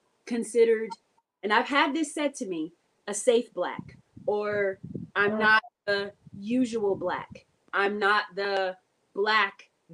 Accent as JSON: {"language": "English", "country": "United States", "said": "I'm from Carolina"}